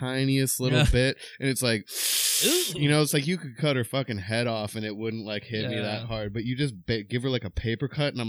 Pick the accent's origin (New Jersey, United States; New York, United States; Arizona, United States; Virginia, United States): New Jersey, United States; moved away as an adult; also born or lived in New Orleans, Louisiana; now in North Carolina, United States; I lived in New Orleans for like 10 years, but I grew up in New Jersey.